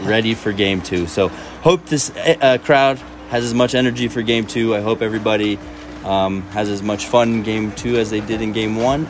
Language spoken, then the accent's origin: English; Spain; moved away; I'm from Spain